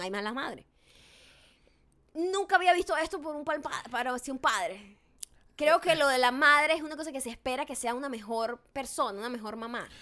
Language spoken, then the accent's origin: Spanish; Paraguaná, Falcón, Venezuela; born or raised there